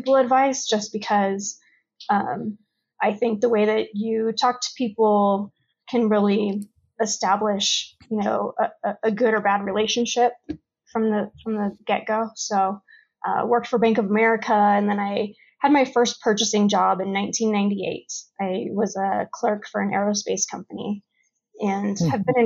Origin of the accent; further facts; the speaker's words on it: Los Angeles, California, United States; now in Colorado, United States; I was born in California and grew up in a town in Los Angeles that was pretty much kind of a Mexican gang neighborhood